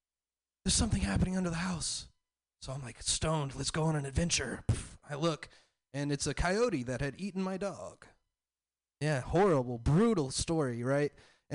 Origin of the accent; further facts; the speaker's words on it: the South, United States; I'm from the South